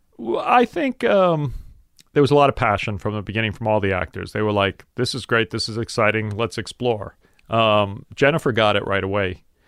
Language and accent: English; New York City, New York, United States; I grew up in South Brooklyn